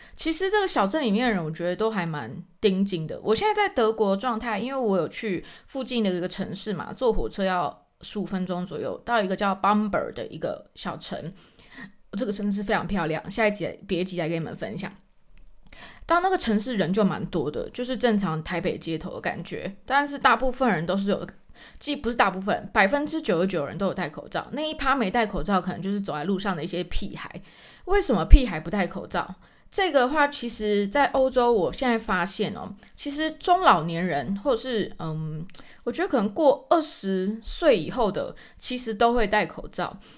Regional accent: Taiwan; moved away as an adult; now in Germany; 我们台湾人

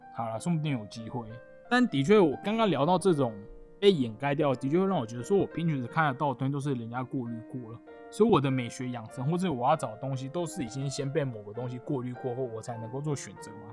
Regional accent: Taiwan; 身为台湾人

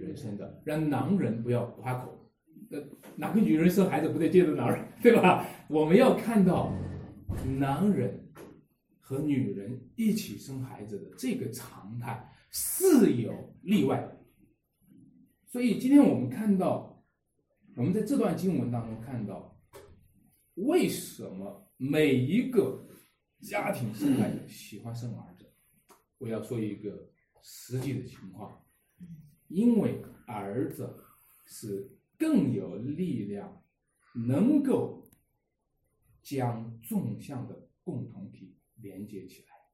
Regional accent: Wenshui, Shanxi, China; 在我们家乡话，在我们这个，呃，文水这边有一个话

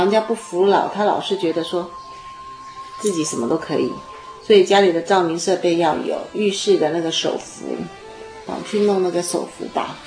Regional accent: Taiwan; 我们在台湾的孩子们长大不太习惯拥抱父母亲

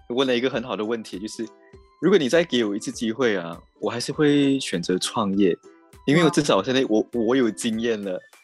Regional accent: Malaysia; moved away as an adult; now in Taipei, Taiwan; 我是一个马来西亚人

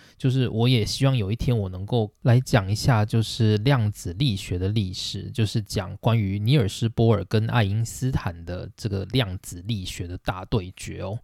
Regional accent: Taiwan; 身为台湾人的我们

